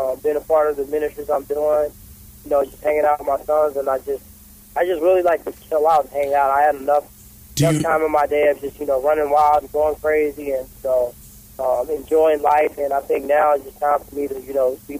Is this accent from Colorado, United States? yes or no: no; St. Louis, Missouri, United States; the St. Louis part, my hometown